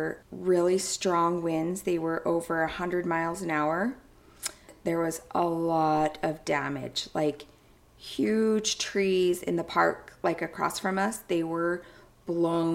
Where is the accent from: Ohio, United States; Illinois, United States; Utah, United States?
Utah, United States; near Ogden; Ogden, Utah, just a stone's throw away from my hometown